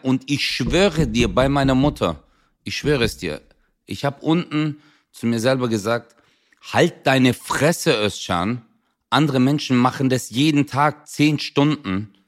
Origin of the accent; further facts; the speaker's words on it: Swabia, Baden-Württemberg, Germany; ich bin Schwabe